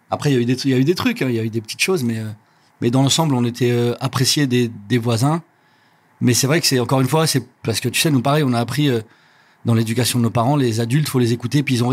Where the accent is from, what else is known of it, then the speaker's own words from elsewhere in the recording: Rabat-Salé-Kénitra, Morocco; Ouais, vers Rabat, mais à un petit, une petite ville à une trentaine de kilomètres de Rabat.